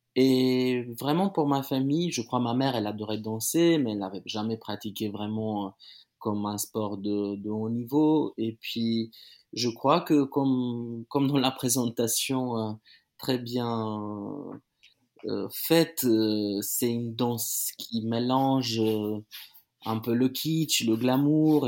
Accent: Timișoara, Timiș County, Romania; moved away; à Timisoara, ma, ma, ma, ma ville natale.

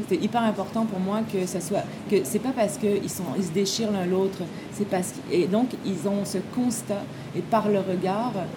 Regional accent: Quebec, Canada; also born or lived in France; les gens de ma génération au Québec

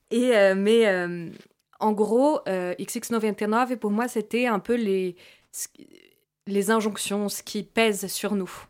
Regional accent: France; also born or lived in Brazil; moi je suis franco-brésilienne, je suis née au Brésil, je suis arrivée euh, en France quand j'étais enfant avec mes parents

